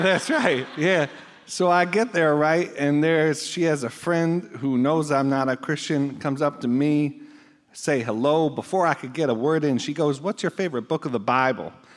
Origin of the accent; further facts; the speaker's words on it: Buffalo, New York, United States; moved away; grew up in Buffalo